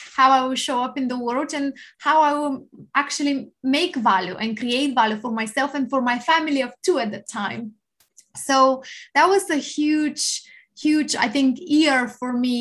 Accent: Bulgaria; now in Winchester, United Kingdom; I come from Bulgaria. However, I live in Winchester in England, so Hampshire, lovely place of the UK. And I came here in 2007

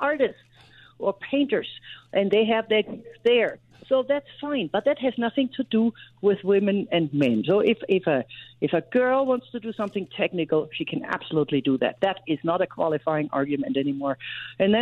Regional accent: Germany; moved away as an adult; now in United States; I grew up in Germany

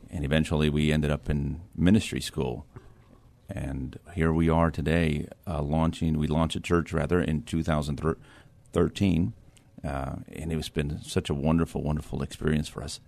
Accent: Edinburg, Texas, United States; moved away as an adult; now in New Braunfels, United States; I'm from Edinburgh, Texas

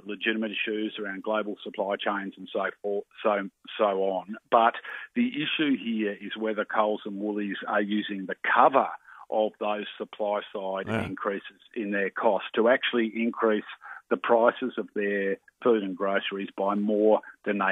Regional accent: Tasmania, Australia; my home state of Tassie where the Aldi just aren't there in Tasmania

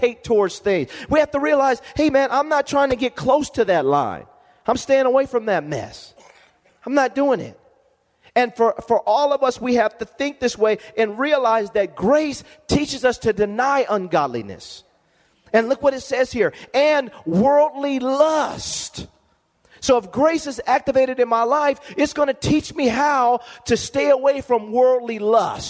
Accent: Lompoc, California, United States; moved away; I go back to my hometown, and if anybody is from Lompoc

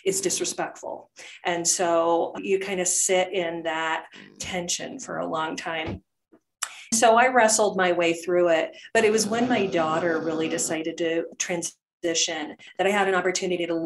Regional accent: Topeka, Kansas, United States; I grew up in Topeka, Kansas, and that's where Westboro Baptist Church is located

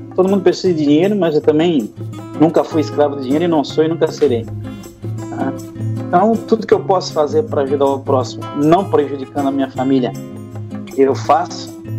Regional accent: Siderópolis, Santa Catarina, Brazil; now in Brazzaville, Republic of the Congo; eu vim de Siderópolis, uma cidadezinha de 600 habitantes no sul do país

